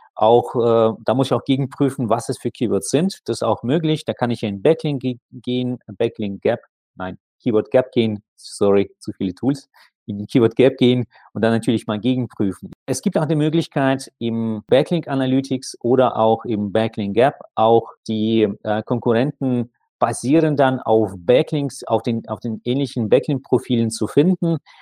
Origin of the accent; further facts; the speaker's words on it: Saint Petersburg, Russia; moved away; ziehe jetzt wieder mal in meine Heimatstadt zurück, St. Petersburg.